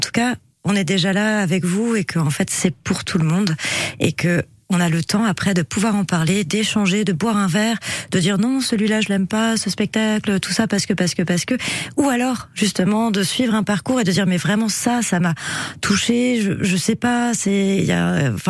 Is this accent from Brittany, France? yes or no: no; Nantes, Pays de la Loire, France; moved away; moi je suis nantaise et du coup, euh, bah, je crée un pont aussi avec un bras, euh, avec euh, voilà mon histoire, ma famille qui est restée là-bas.